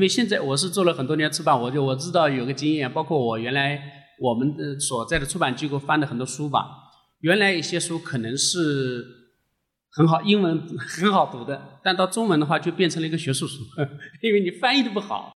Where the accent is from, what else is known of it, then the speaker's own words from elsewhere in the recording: China; 让我们中国人